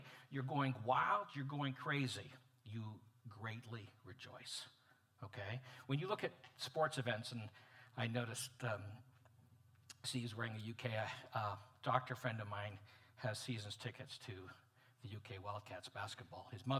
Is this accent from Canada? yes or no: yes; Canada; also born or lived in Montreal, Canada / Edmonton, Canada; I'm as a Canadian, been blessed as a hockey fan to live in Montreal in the 1970s when they won finally the Stanley Cups, and in Edmonton in the 80s when they won 5.